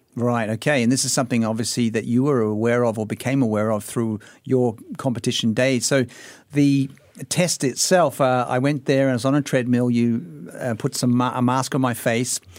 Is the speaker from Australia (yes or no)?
yes; Australia; I've just been a recreational athlete all my life growing up in Australia